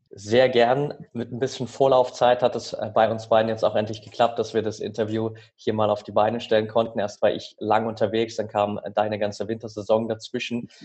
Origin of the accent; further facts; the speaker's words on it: near Altenberg, Saxony, Germany; Ich bin nämlich tatsächlich in der Nähe von Altenberg aufgewachsen.